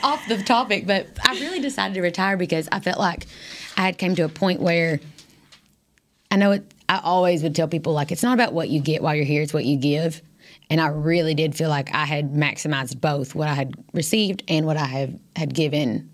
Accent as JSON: {"language": "English", "town": "Irvine", "region": "Kentucky", "country": "United States", "tie": "born or raised there", "moved": "as an adult", "lives_now": "Texas, United States", "said": "I enjoyed growing up in Irvine, Kentucky."}